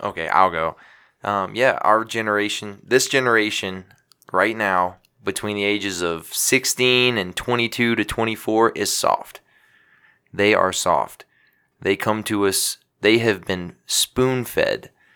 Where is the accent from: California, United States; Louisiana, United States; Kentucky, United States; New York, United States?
Louisiana, United States; my hometown of Louisiana